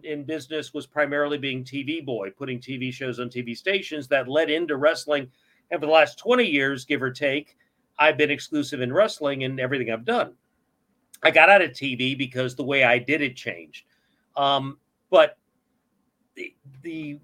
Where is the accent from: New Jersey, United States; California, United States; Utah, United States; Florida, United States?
Florida, United States; Miami; also born or lived in Vermont; I was born in Vermont and I lived in the Northeast until third grade, but I grew up in Miami